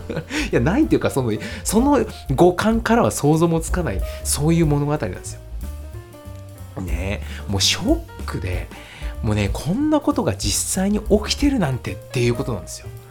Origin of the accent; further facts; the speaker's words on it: Nagoya, Aichi, Japan; 私の地元のね、名古屋